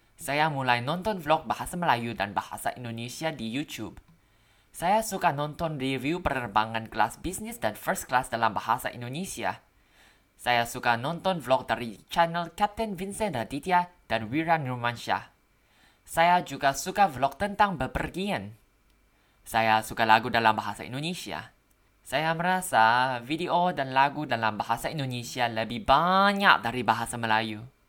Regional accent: Bangkok, Thailand; Indonesian is a second language; Saya orang Thai. Saya berasal dari Bangkok, Thailand. Saya lulus dari sekolah kedokteran baru-baru ini. Saya tinggal di Bangkok seumur hidup saya.

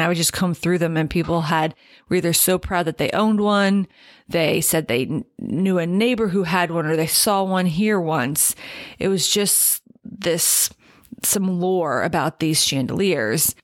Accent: Allentown, Pennsylvania, United States; my hometown's enduring attachment to Hess's department store

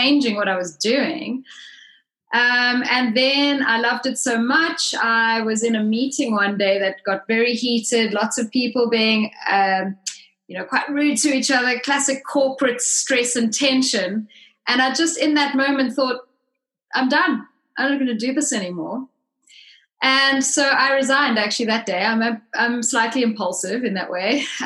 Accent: South Africa; moved away as an adult; now in United Kingdom; I'm originally South African, and I've been in the UK since 1997.

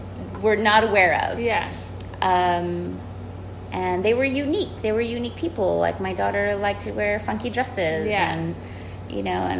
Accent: San Antonio, Texas, United States; Growing up in San Antonio and going to public school

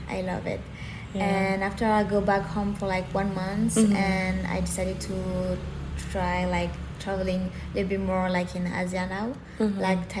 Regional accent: France; I'm from France

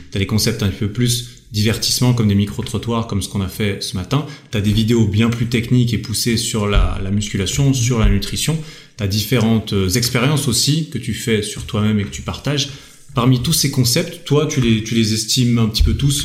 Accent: Switzerland; je viens de Suisse

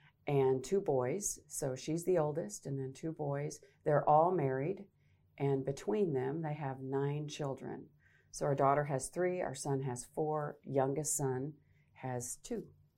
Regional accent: Arkansas, United States; moved away as an adult; now in Nebraska, United States; What brought me to Nebraska was I am a native Arkansan, so I grew up in Arkansas. At age 18, decided to go into broadcast journalism.

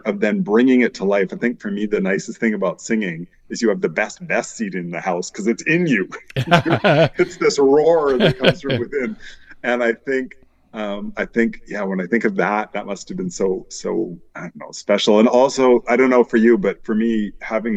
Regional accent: Vancouver, British Columbia, Canada; I grew up in Vancouver

